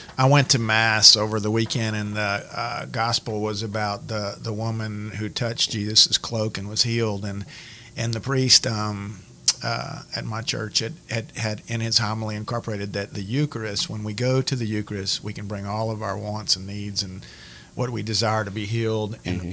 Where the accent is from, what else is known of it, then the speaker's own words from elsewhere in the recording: Cajun, Louisiana, United States; as Cajun Catholics